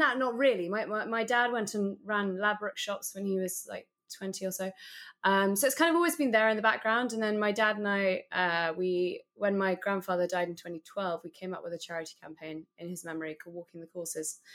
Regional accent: London, United Kingdom; I, am actually a born and bred Londoner

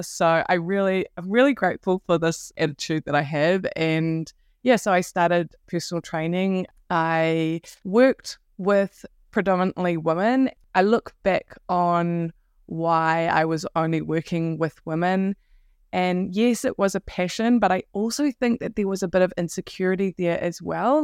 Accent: Wellington, New Zealand; I'm from Aotearoa, New Zealand, uh, Wellington in particular

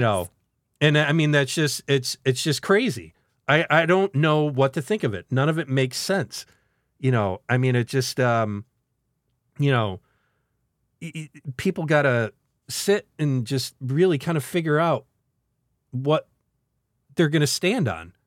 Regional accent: central New York, United States; two people from central frickin' New York

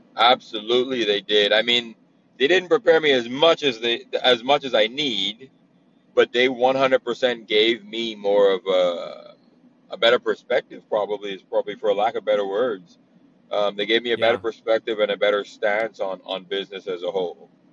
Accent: Bahamas; moved away as an adult; also born or lived in New Jersey / Brooklyn, New York; now in Oklahoma, United States; I'm born and raised in the Bahamas. Um, I moved to America when I was 18

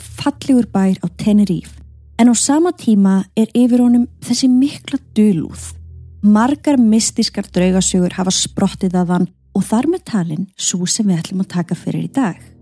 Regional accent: Iceland

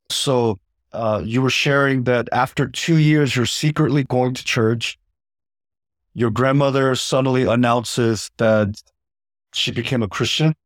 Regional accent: United States; as an American

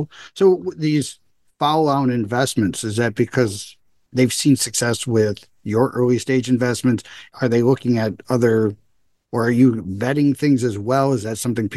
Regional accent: Des Plaines, Illinois, United States; I grew up in Des Plaines, so there's not really a whole lot of French going on there

